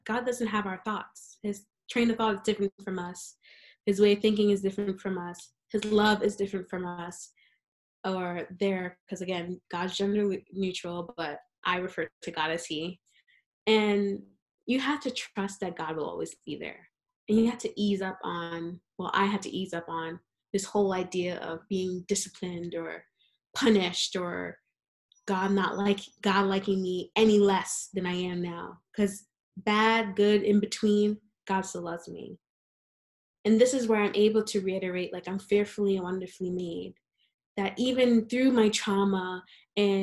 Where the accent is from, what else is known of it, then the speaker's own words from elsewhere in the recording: New York City, New York, United States; I'm a New Yorker